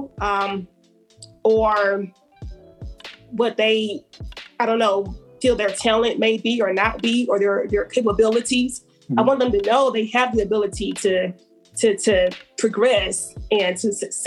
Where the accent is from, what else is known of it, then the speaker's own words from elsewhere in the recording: Alabama, United States; So I have nothing negative to say about my home state.